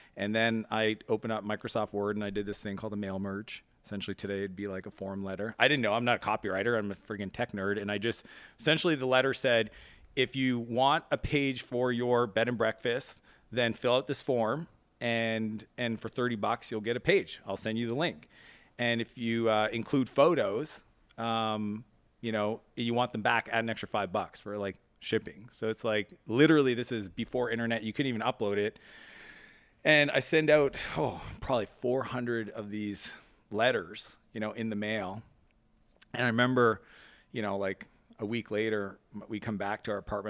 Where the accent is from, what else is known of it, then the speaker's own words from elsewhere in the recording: East Coast of Canada, Atlantic Canada, Canada; now in United States; I grew up in Canada on the East Coast, even though I spent most of my time in the U S.